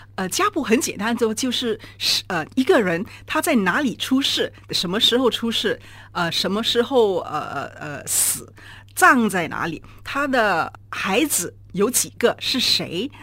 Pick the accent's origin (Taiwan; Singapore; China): Singapore; 我们很多都是新加坡土生土长的新加坡人，受英文教育